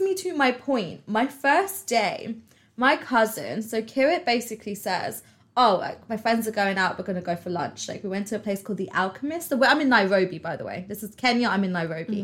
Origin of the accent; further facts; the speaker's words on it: United Kingdom; I'm British